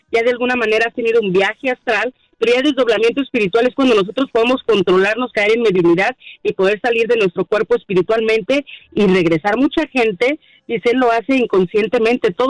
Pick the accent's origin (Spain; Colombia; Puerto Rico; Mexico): Mexico; now in United States; Sí, yo soy mexicana soy mexicana, de alguna manera tengo raíces también de aquí de Estados Unidos.